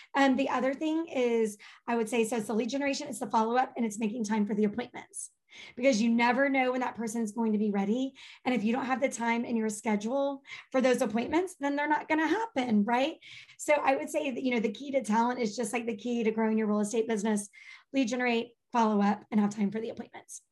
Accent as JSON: {"language": "English", "region": "Texas", "country": "United States", "accent": "Texas drawl", "said": "with a draw, a Texas y'all"}